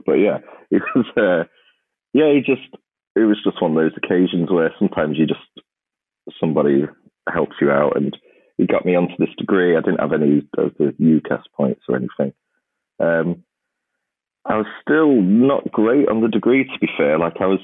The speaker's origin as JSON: {"language": "English", "town": "Grimsby", "region": "Yorkshire and the Humber", "country": "United Kingdom", "tie": "born or raised there", "said": "a town like Grimsby. I mean, it's my hometown"}